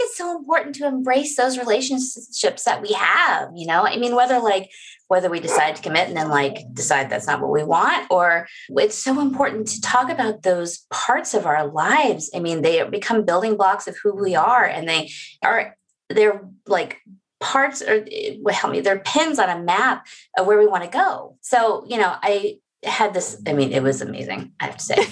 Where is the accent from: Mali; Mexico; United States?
United States; the South; I'm from the South where wedding announcements are very important